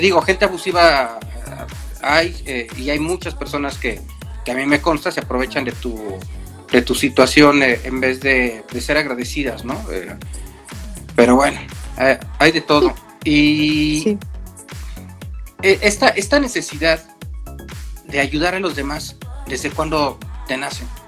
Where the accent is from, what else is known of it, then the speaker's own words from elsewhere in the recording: Mexico; como mexicanos, como latinos